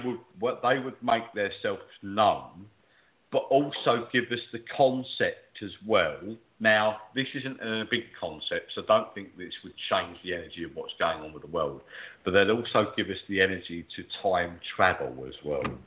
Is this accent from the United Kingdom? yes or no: yes; England, United Kingdom; I'm an …, so I'm an alien to that area.